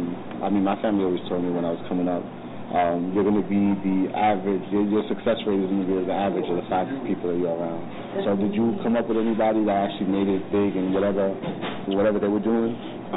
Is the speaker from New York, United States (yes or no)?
yes; New York City, New York, United States; I'm from East New York